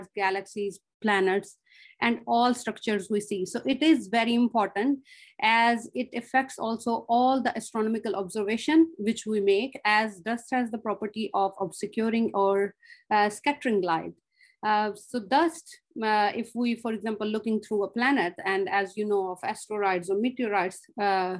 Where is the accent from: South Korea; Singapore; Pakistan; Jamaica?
Pakistan; moved away as an adult; now in Australia; I'm originally from Pakistan, where I have done my master's.